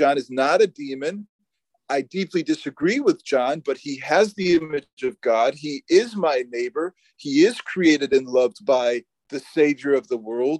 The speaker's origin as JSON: {"language": "English", "country": "United States", "said": "as a American"}